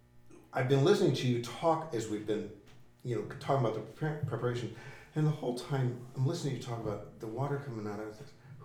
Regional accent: Florida, United States; I grew up in Florida, played in the ocean all the time.

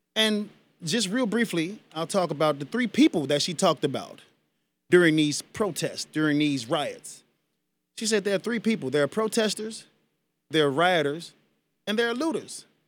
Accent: United States; I am an American citizen. I was born on this land

